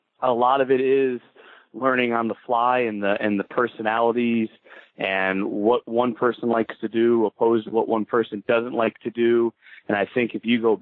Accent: Cleveland, Ohio, United States; moved away as an adult; also born or lived in Orlando; now in Cleveland, United States; born and raised in Cleveland

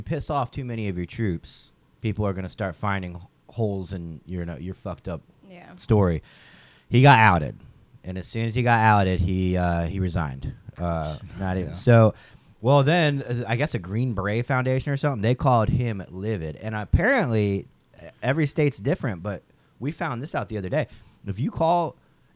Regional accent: Roanoke, Virginia, United States; my hometown in Roanoke, Virginia

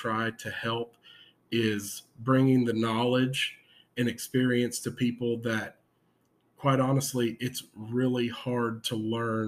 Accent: San Antonio, Texas, United States; I am from San Antonio, Texas

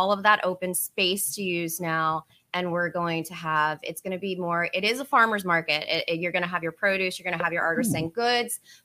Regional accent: Youngstown, Ohio, United States; I'm from Youngstown.

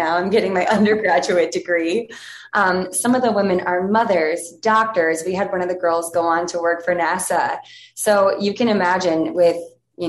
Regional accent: Ohio, United States; now in New York, United States; I grew up in Ohio, started dancing when I was 3.

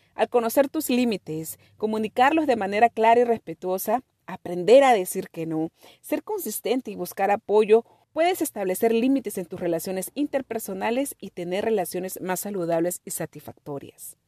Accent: Peru; Nuestra cultura, mi cultura, mi familia está basada en todo lo que es la comida y una comida deliciosa. Somos de Perú

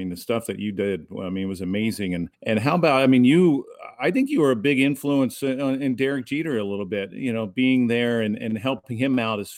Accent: United States; As an American

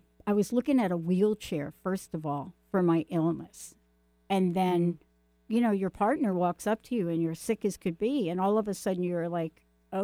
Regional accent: New York, United States; I'm from New York

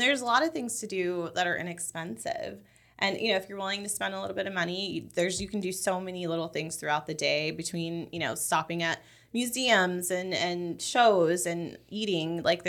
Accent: Los Angeles, California, United States; moved away as an adult; now in Orlando, United States; growing up in Los Angeles in California and then coming here, I've always been in places that were really high paced and really fast moving.

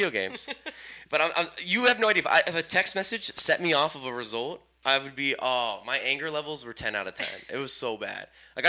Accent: Houston, Texas, United States; I'm from Houston.

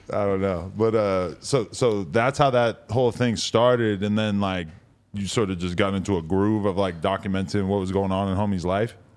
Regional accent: East Coast, United States; now in Los Angeles, United States; I'm from the East Coast where we just say son

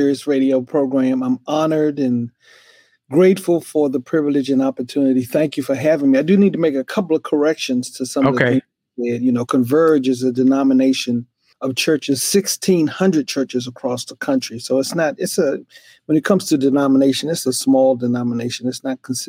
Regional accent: Glenarden, Maryland, United States; born or raised there; also born or lived in Washington, D.C.

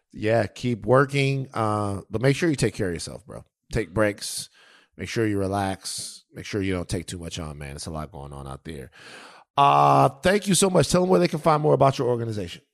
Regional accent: Baton Rouge, Louisiana, United States; I'm from the South, Louisiana, Baton Rouge. Um, number two, I grew up in a dangerous place

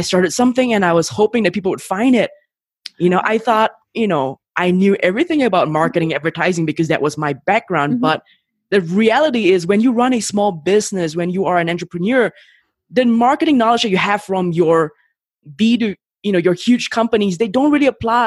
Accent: Singapore; moved away as an adult; now in Mexico City, Mexico; I'm from Singapore.

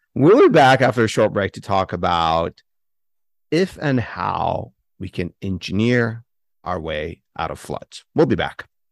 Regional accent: San Francisco Bay Area, California, United States; I grew up in the San Francisco Bay Area

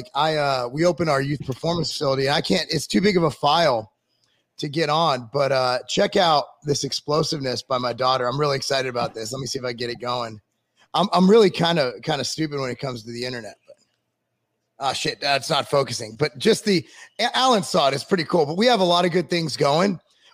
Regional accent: California, United States; where I grew up in California

